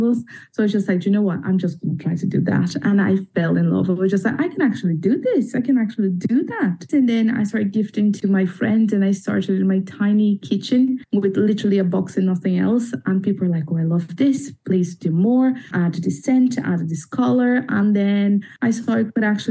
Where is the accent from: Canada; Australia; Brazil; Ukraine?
Brazil; moved away as an adult; now in Belfast, United Kingdom; I am 31. I'm from Brazil.